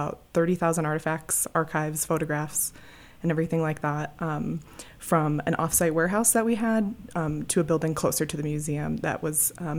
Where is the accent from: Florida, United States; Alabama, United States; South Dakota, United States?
South Dakota, United States; Deadwood; moved away as an adult; also born or lived in Wyoming / upstate New York; now in Estes Park, United States; I grew up in Deadwood, South Dakota.